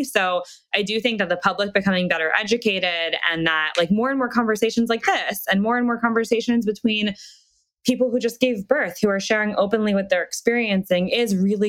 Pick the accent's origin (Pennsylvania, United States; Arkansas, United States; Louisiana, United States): Pennsylvania, United States; Reading; Reading, Pennsylvania.